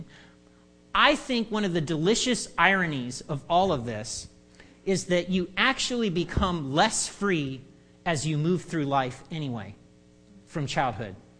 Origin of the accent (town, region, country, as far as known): United States